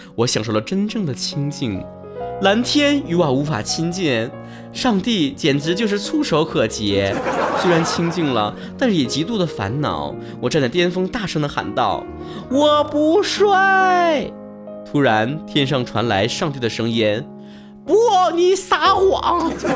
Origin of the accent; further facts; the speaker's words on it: Northeast China, China; 注册成我自己个人商标了啊